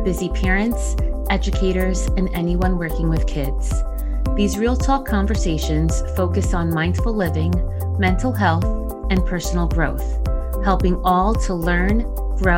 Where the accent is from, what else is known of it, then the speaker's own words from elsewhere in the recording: New Jersey, United States; my home state of New Jersey